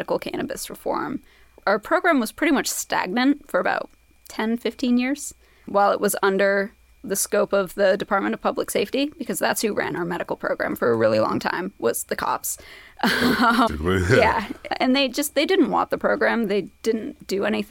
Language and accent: English; Eden, Vermont, United States; also born or lived in Brooklyn, New York; I'm from Vermont originally. Grew up in Eden, which is out in Lowell County, up near like Lowell, Johnson, Mooresville area